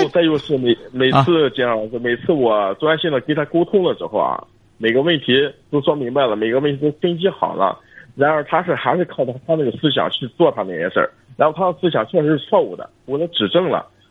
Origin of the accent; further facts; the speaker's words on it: Jinan, Shandong, China; 我是济南的